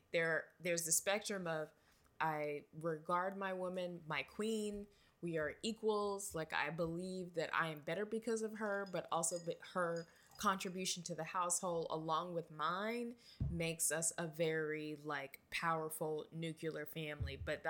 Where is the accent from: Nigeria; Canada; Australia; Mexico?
Nigeria; Because I am, and I'm Nigerian, and I'm amazing.